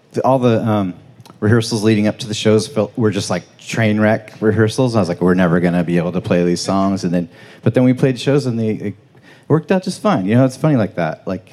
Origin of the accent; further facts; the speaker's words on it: Samish Island, Washington, United States; moved away as an adult; also born or lived in Anacortes / Olympia; now in Philadelphia, United States; I grew up on Samish Island, moved to Anacortes from there.